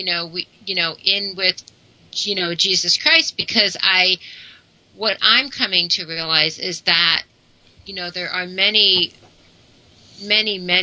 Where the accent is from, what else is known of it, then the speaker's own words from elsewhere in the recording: United States; growing up in the United States